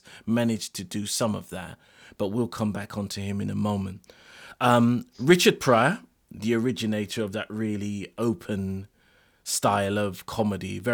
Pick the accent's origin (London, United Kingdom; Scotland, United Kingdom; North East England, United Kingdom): London, United Kingdom; I'm from Lewisham